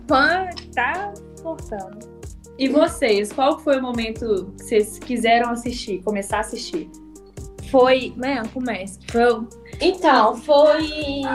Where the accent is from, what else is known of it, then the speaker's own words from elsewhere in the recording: Santa Luzia, Minas Gerais, Brazil; sou aqui de Santa Luzia